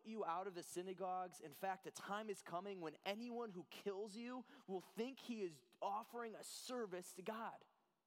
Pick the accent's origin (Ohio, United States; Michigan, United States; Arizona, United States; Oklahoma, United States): Ohio, United States; Cleveland; now in Illinois, United States; I'm from Cleveland.